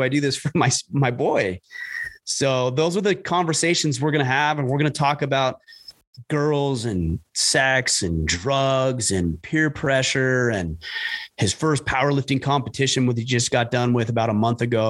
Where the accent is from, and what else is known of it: Southern Utah, United States; born or raised there; also born or lived in Southern California